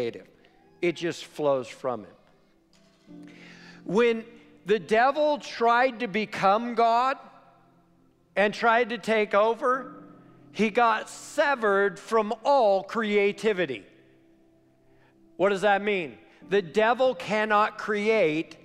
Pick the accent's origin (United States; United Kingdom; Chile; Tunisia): United States; Weaverville; I'm from Weaverville